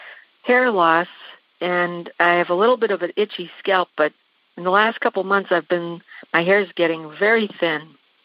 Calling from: Courtdale, Pennsylvania, United States; I'm calling from Courtdale, Pennsylvania.

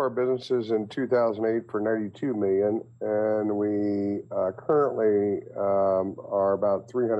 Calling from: Columbus, Ohio, United States; Columbus, Ohio.

